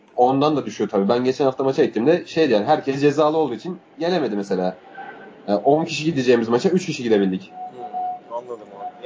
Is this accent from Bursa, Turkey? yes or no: yes; Bursa, Turkey; Ben Bursalıyım.